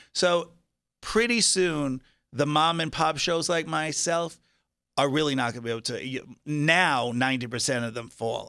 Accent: Long Island, New York, United States; now in Las Vegas, United States; I was Long Island, so it was a very small town.

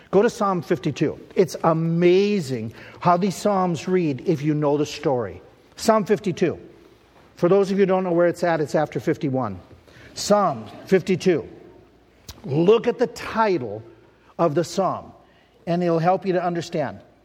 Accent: United States; I'm an American.

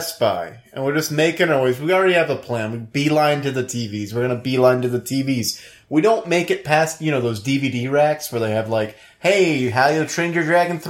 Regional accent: New Orleans, Louisiana, United States; I grew up in New Orleans.

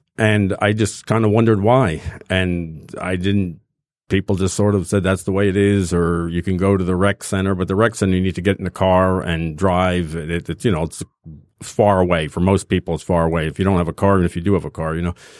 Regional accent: New Jersey, United States; now in Detroit, United States; I grew up in North Jersey

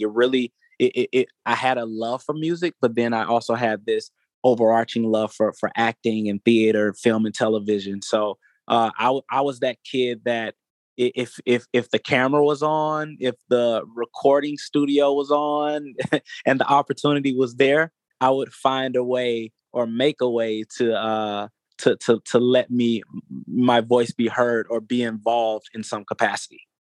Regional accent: Atlanta, Georgia, United States; I am an Atlanta native. That's something that I'm super proud of. Born and raised in Atlanta

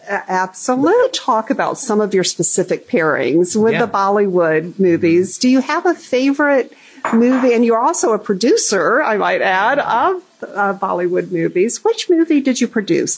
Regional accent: Alabama, United States; I grew up in the South. I grew mm-hmm. up in mm-hmm. Alabama

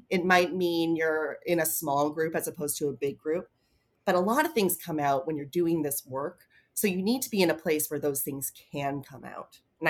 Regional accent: Toronto, Ontario, Canada; moved away as an adult; now in New York, United States; I moved to New York from Toronto about 15 years ago for an internship with the WPO.

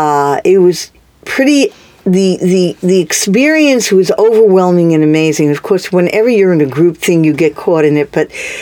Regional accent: New York City, New York, United States; moved away as an adult; also born or lived in Charlottesville, Virginia; I grew up on the Lower East Side in New York.

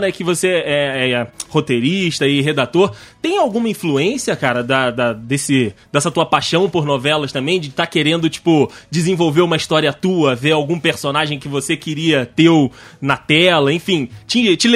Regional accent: Rio de Janeiro, Brazil; eu sou do interior do Rio, né? Eu sou da região serrana do Rio.

